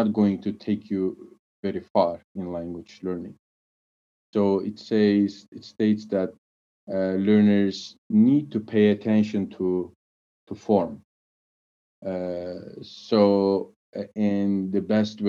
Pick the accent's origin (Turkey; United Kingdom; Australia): Turkey; I'm from Turkey